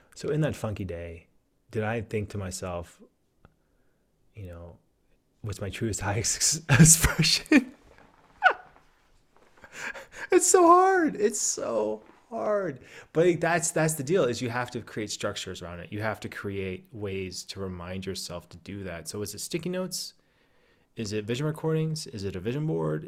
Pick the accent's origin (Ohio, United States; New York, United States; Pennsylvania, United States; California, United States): Pennsylvania, United States; Southwest; now in Oregon, United States; I grew up in Southwest Pennsylvania.